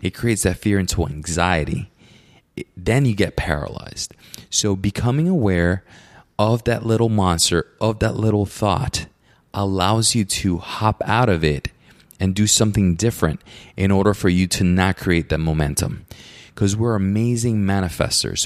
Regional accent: Puerto Rico; I grew up in Puerto Rico, so my neighbors are my uncle

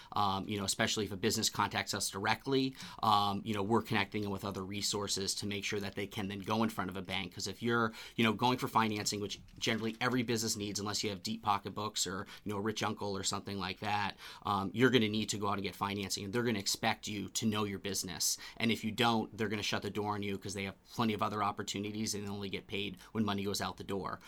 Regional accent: Bedford, New Hampshire, United States; I grew up in Bedford, New Hampshire, went to UNH uh, for my undergrad and my master's degree. So I'm a New Hampshire boy

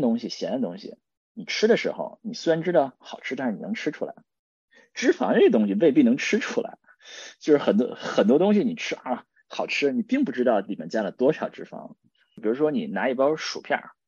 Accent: China; now in United States; 我们中国人

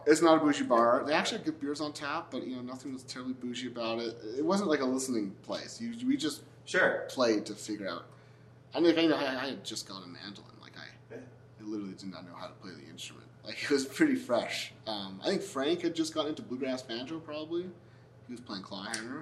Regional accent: Montreal, Quebec, Canada; I grew up in Montreal, which has this big jazz fest

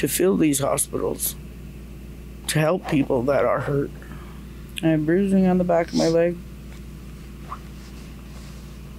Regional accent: Tyendinaga Mohawk Territory, Ontario, Canada; from Tandanega Mohawk Territory.

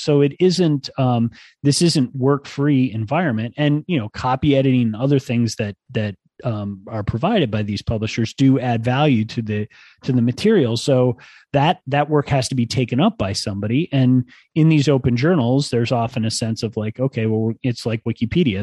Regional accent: Ann Arbor, Michigan, United States; now in State College, United States; I grew up in Ann Arbor

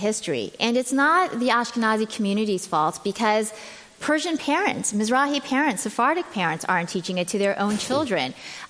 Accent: Los Angeles, California, United States; also born or lived in Iran / Beverly Hills; So I was born in Iran. My family, like a lot of Iranian Jews, escaped the Islamic Revolution, and we came to Los Angeles, which has the largest Iranian Jewish community.

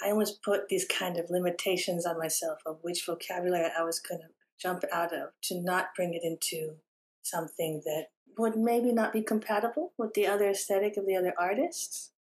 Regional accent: California, United States; I grew up having my parents and siblings as immigrants, and I was born here in California.

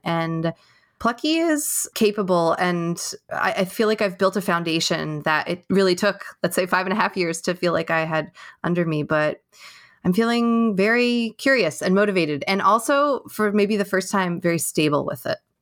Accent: New York, United States; now in California, United States; I am from New York, but I live in California

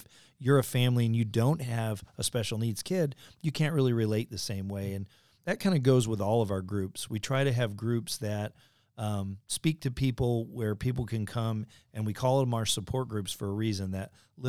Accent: near the University of Illinois, United States; I grew up near the University of Illinois

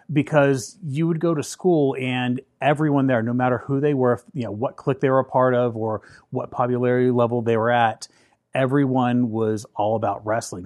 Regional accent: Wheeling, West Virginia, United States; I grew up in Wheeling, West Virginia

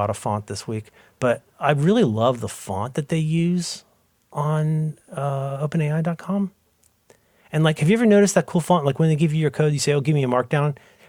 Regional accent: Ohio, United States; I was a little sad because I'm a Protestant from Ohio and that's my role in life.

